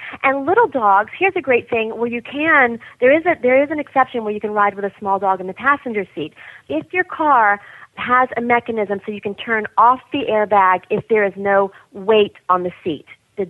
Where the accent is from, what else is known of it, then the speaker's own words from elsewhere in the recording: the South, United States; I grew up in the South